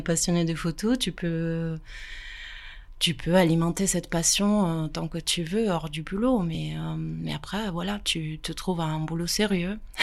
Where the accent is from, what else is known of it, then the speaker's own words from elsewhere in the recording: Pavia, Lombardy, Italy; French is a second language; moved away as an adult; now in France; J'ai grandi en Italie